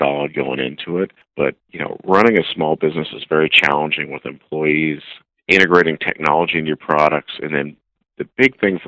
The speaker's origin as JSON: {"language": "English", "region": "Iowa", "country": "United States", "said": "I'm from Iowa"}